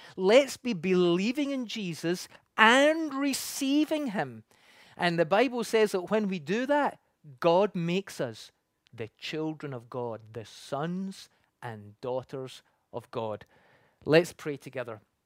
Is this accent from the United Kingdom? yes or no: yes; Scotland, United Kingdom; moved away as an adult; now in Canada; I come from the U K, and when I grew up in Scotland